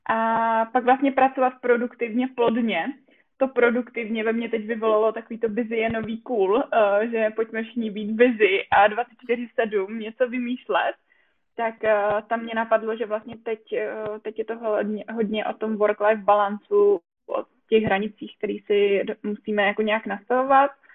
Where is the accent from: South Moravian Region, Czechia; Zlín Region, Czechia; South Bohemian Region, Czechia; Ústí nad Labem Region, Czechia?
South Bohemian Region, Czechia; a small village in South Bohemia; moved away as an adult; now in Brno, Czech Republic; já úplně pocházím z malé vesničky, ale to tady asi nebudu tak jako říkat v jižních Čech